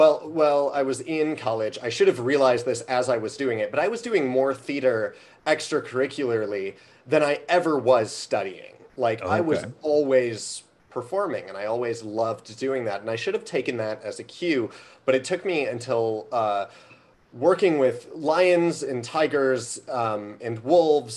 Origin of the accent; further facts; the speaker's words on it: Skokie, Illinois, United States; moved away as an adult; also born or lived in Evanston, Illinois / Bloomington, Indiana / New Orleans, Louisiana; So I grew up in Skokie